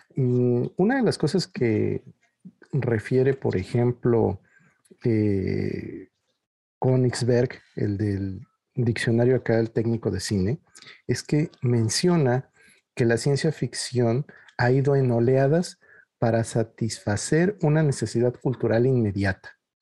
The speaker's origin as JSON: {"language": "Spanish", "country": "Mexico", "said": "en México no sabemos aquello de lo que somos capaces de hacer"}